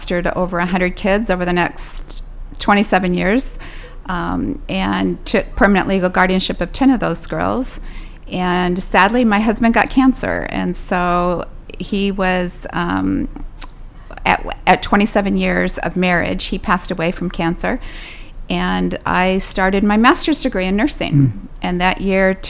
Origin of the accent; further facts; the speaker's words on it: Pekin, Illinois, United States; I was raised here in Pekin